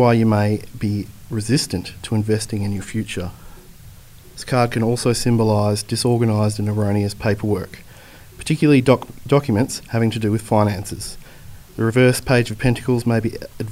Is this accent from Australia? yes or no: yes; Warrnambool, Victoria, Australia; moved away as an adult; also born or lived in Melbourne / New South Wales; I'm from Warrnambool in southwest Victoria, where I live currently.